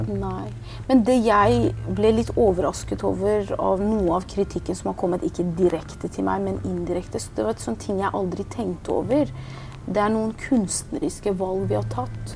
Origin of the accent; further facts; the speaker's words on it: Oslo, Norway; also born or lived in Iran; Både om min barndom i Iran, om min flukt, mm. om oppveksten i Oslo